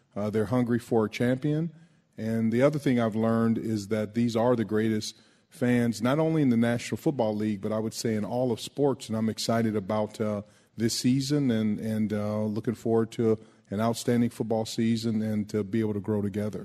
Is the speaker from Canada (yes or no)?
no; West Coast, United States; growing up on the West Coast